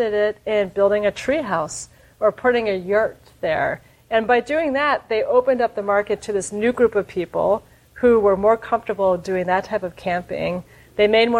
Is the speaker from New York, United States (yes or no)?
yes; New York, United States; I'm a New Yorker